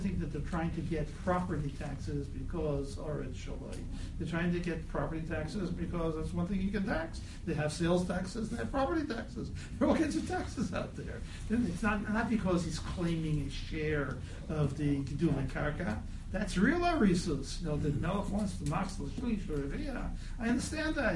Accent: United States; I'm American

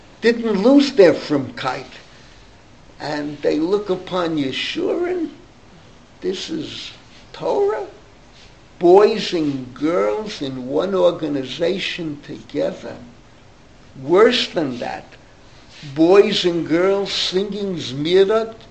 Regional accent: New York City, New York, United States; I grew up in the Bronx

